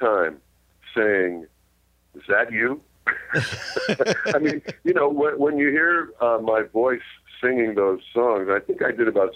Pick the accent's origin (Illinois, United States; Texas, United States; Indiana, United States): Illinois, United States; Chicago; moved away; also born or lived in Los Angeles; I was born and raised in Chicago